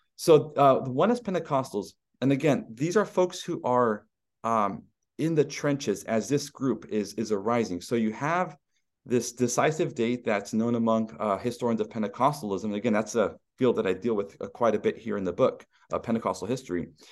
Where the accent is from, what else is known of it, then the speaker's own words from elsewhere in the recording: Stockton, California, United States; my hometown of Stockton, California